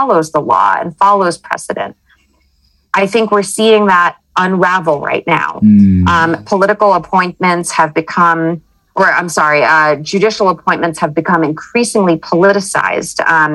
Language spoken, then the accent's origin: English; United States; as an American, I was born and raised in the United States